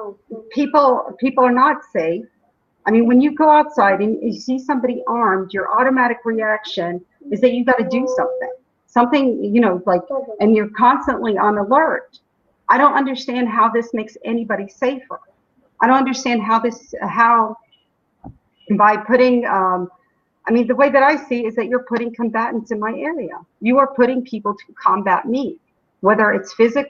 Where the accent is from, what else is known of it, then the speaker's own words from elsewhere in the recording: United States; now in Shuafat, Jerusalem; as an American